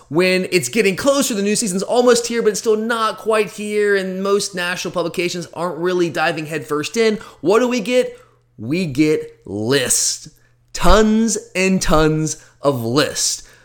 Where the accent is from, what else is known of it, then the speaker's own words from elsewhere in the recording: Gwinnett County, Georgia, United States; I grew up in Gwinnett County, played in the G F L